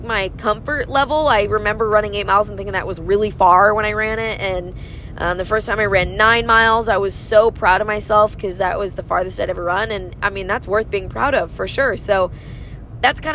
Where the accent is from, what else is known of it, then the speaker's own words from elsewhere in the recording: Michigan, United States; it's in my home state